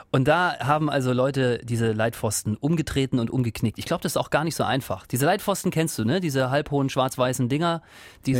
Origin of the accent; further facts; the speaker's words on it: eastern Germany, Germany; ich komme aus dem Osten halt